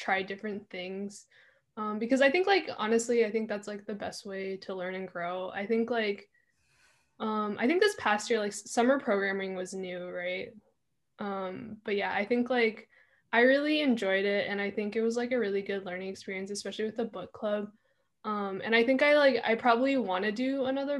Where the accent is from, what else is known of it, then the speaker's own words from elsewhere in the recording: Eastern Washington, United States; I'm from Eastern Washington